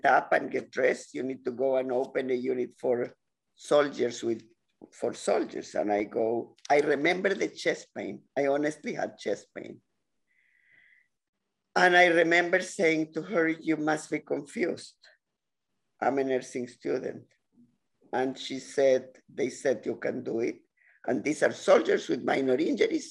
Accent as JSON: {"language": "English", "country": "Chile", "moved": "yes", "lives_now": "Ontario, Canada", "said": "Latin America, I come from Chile"}